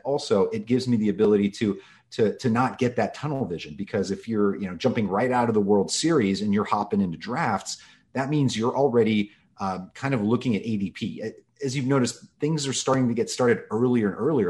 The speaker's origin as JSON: {"language": "English", "town": "Los Angeles", "region": "California", "country": "United States", "tie": "born or raised there", "said": "I grew up in Los Angeles, um, basically here since I was two months old."}